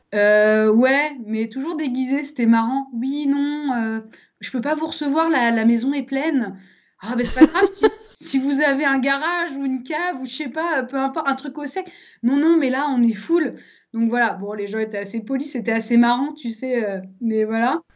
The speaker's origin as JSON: {"language": "French", "area": "Savoie", "region": "Auvergne-Rhône-Alpes", "country": "France", "also_born_or_lived": "Paris", "moved": "yes", "lives_now": "Lyon, France", "said": "je suis savoyarde à la base"}